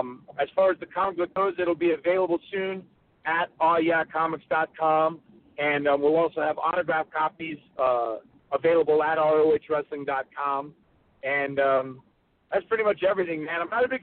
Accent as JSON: {"language": "English", "region": "North Carolina", "country": "United States", "tie": "born or raised there", "said": "I grew up in North Carolina. I got a chance to watch Ric Flair and Roddy Piper and Dusty Rhodes in the Mid-Atlantic territories."}